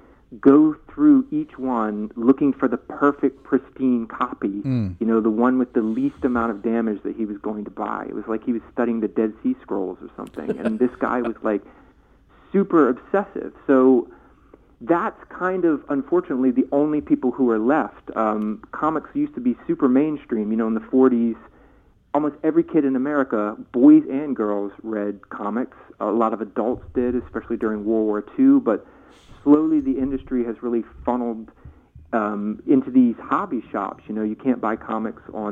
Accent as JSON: {"language": "English", "region": "Virginia", "country": "United States", "tie": "born or raised there", "said": "I grew up in Virginia, too"}